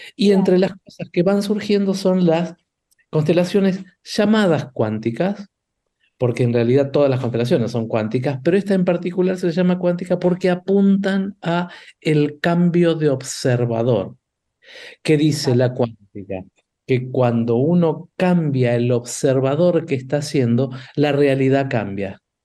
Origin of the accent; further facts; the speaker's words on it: Argentina; nosotros argentinos